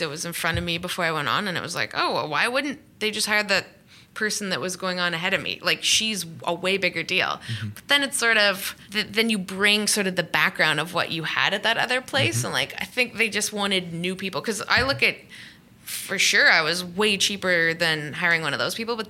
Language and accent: English; Canada; moved away as an adult; also born or lived in England; now in Los Angeles, United States; I grew up in Canada where it's like three down football and there's curling and hockey